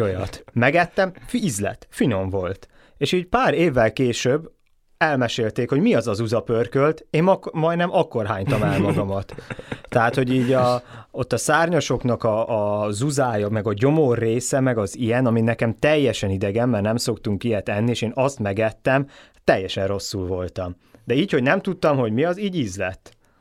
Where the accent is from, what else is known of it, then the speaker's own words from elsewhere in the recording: Hungary; a mi magyar gondolkodásunk az a ételközeg, amivel felnőttünk